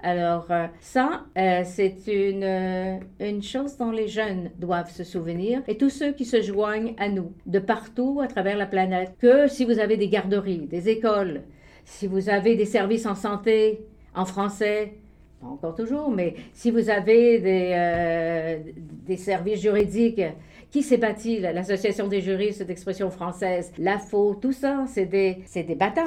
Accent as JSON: {"language": "French", "town": "Chicoutimi", "region": "Quebec", "country": "Canada", "tie": "born or raised there", "also_born_or_lived": "Ottawa", "moved": "as an adult", "lives_now": "Toronto, Canada", "said": "Je suis née à Chicoutimi, une ville forestière"}